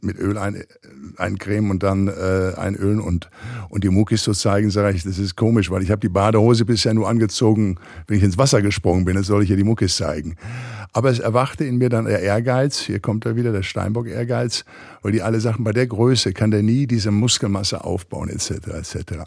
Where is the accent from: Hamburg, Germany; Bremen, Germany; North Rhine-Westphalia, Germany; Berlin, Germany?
North Rhine-Westphalia, Germany; Recklinghausen; moved away as an adult; now in Los Angeles, United States; ich komme ja aus Recklinghausen, aus dem Ruhrgebiet